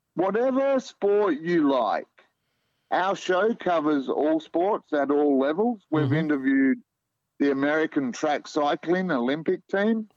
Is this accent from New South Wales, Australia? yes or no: no; Melbourne, Victoria, Australia; moved away as an adult; now in Perth, Australia; I grew up in Melbourne, eldest of four kids